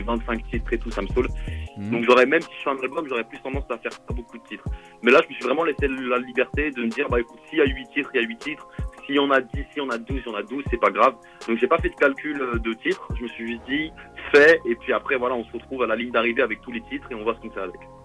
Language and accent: French; Vélizy-Villacoublay, Île-de-France, France; also born or lived in Versailles; je suis né à Vélizy, j'ai vécu à Vélizy, mais euh, il n'y a pas d'hôpital dans ma ville